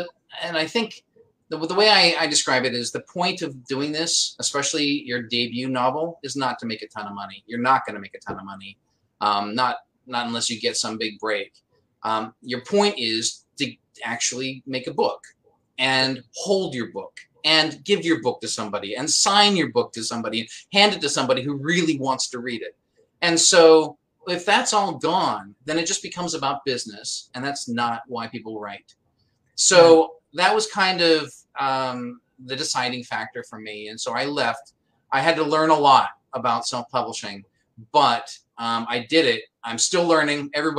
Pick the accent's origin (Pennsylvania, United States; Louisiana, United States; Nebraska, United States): Pennsylvania, United States; also born or lived in Washington State; I'm really lucky in that I don't have much of an accent. I was born in Washington State, went to Pennsylvania, and in that being raised in those places, I'm pretty vanilla way of speaking